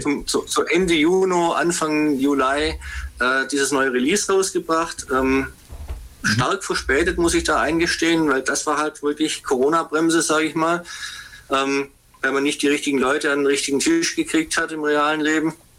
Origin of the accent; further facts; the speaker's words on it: Ulm, Baden-Württemberg, Germany; also born or lived in Swabian region; ich äh, bin gebürtiger Ulmer